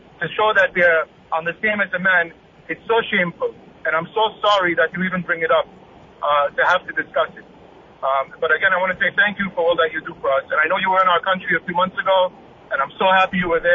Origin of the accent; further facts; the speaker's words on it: Israel; moved away as an adult; now in Miami, United States; I'm from Israel. I've been here for about 20 years in this country